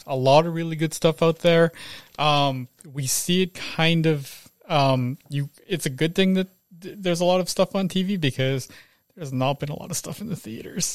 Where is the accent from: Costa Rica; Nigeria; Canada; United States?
Canada; I was born here